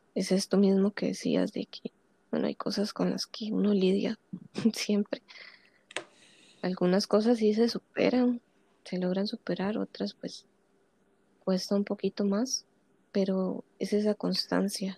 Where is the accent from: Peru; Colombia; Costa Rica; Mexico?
Costa Rica; yo soy costarricense